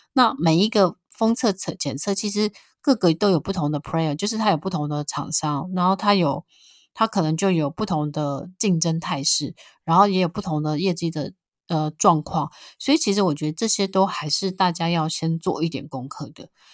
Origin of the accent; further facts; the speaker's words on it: Taiwan; 那我们台湾的股民也非常地爱台积电